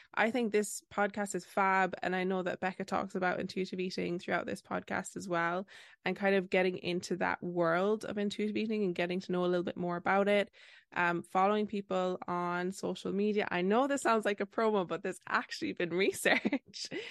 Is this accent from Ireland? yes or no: yes; Ireland; I'm that Irish dietitian on Instagram